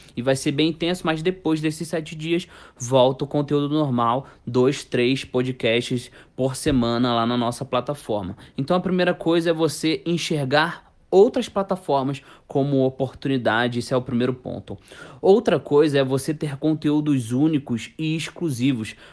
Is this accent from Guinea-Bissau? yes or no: no; Rio de Janeiro, Brazil; eu sou carioca